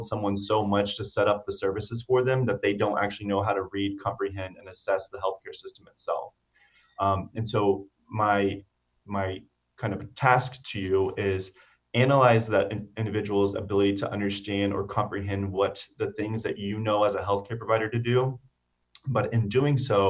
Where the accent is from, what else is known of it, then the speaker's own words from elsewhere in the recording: Cypress, Texas, United States; my community that I grew up in Cyprus. And so if you're familiar with the Houston area, Cyprus is a suburb